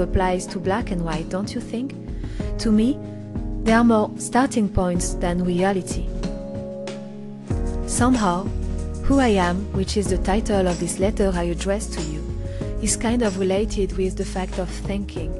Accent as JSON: {"language": "English", "region": "Normandy", "country": "France", "tie": "born or raised there", "accent": "French", "second_language": "English", "moved": "yes", "lives_now": "Paris, France", "said": "I grew up in the Normandy countryside in a family house"}